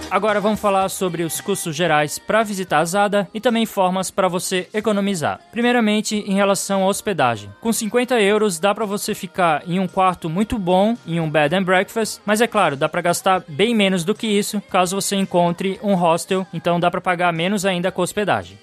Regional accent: Brazil; como bom brasileiro

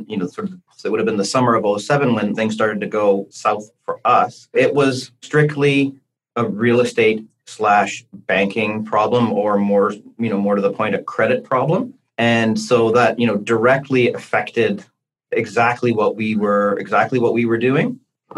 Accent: Hamilton, Ontario, Canada; also born or lived in Toronto; I grew up in the West End in the Hammer in Hamilton

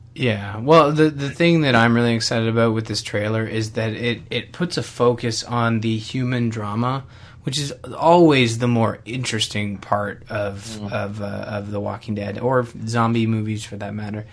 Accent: Canada; I'm Canadian

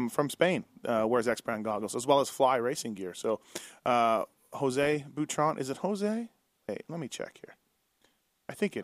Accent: Canada; now in Las Vegas, United States; Me being a Canadian.

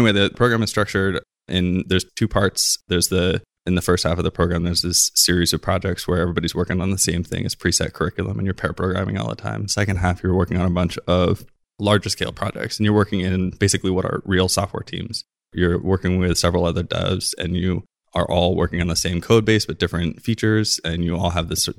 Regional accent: Hawaii, United States; I grew up in Hawaii

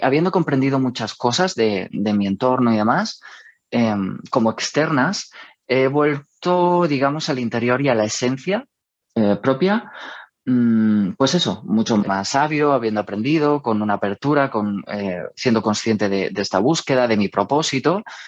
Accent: Almería, Andalusia, Spain; moved away as an adult; also born or lived in Madrid; Almería, en mi ciudad natal

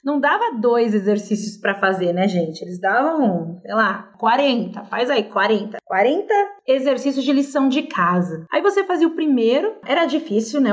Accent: São Paulo, Brazil; first language Portuguese; Eu sou aqui de São Paulo

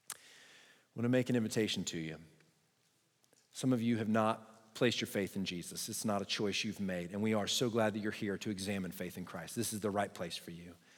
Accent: Texas, United States; I'm a Texan

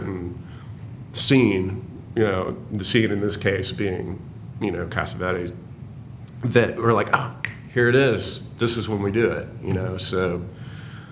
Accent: Nashville, Tennessee, United States; I grew up near Green Hills.

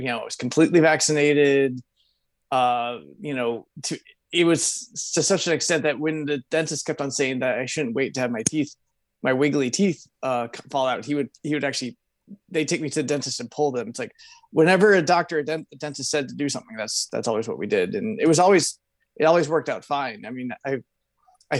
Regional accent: Midwestern United States, United States; I was raised in the Midwestern United States in a college town.

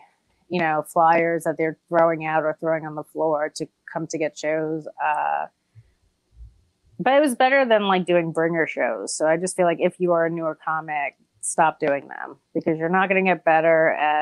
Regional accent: New York, United States; I'm from New York, so it's not like I had to move here and save a bunch of money. I've just been struggling in New York since I was born.

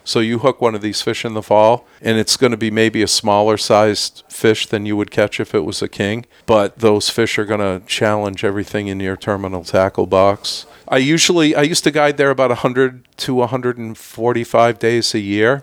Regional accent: Clinton, New York, United States; moved away as an adult; also born or lived in Lake Placid, New York; now in Stowe, United States; I grew up just outside of the Syracuse area in Clinton, New York.

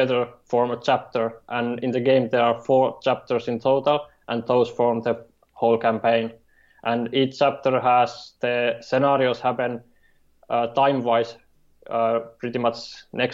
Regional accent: Finland; I'm from Finland, and right now I'm living in Pori, which is on the western coast

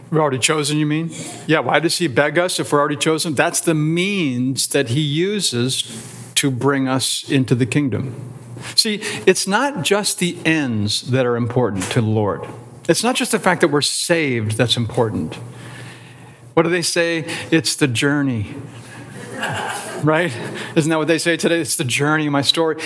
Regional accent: Canton, Ohio, United States; I grew up in Canton

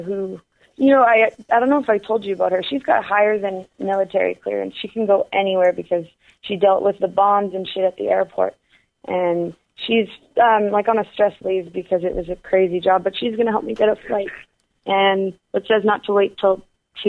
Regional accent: Canada; I'm Canadian and Catholic

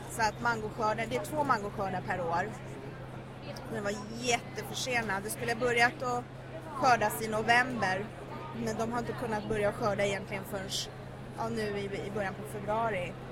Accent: Sweden; jag är ju född och uppvuxen i Sverige men min pappa har bott i Colombia sedan jag var sex år gammal så jag har ju varit mycket där.

